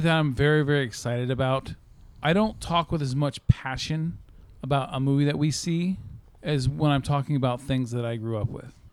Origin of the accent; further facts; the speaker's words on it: Sacramento, California, United States; I've always been in Sacramento